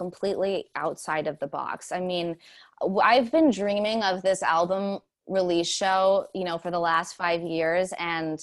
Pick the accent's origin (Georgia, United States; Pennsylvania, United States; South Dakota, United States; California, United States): California, United States; Pasadena; moved away as an adult; now in New York, United States; I moved from Pasadena in LA, born and raised there.